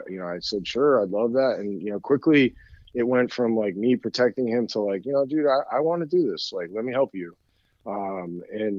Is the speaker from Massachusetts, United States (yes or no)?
yes; Danvers, Massachusetts, United States; a gym in my hometown in Danvers, Massachusetts